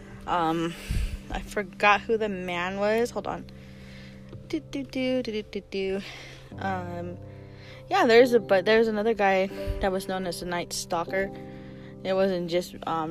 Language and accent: English; New Mexico, United States; moved away; I am back home in New Mexico